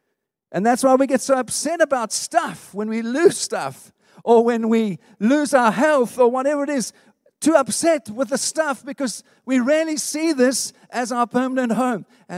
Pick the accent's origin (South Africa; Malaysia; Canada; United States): South Africa; now in United Kingdom; When I grew up in South Africa, I never felt like I belonged there. Never. I'm not being unpatriotic. I just never felt it was my home. And you know what? I've been living here in the UK for 20 years